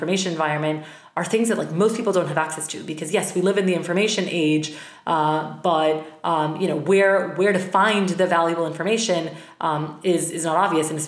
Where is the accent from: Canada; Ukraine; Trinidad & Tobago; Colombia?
Colombia; Bogota; moved away as an adult; now in United States; I'm originally from Bogota, Colombia, moved to the States for college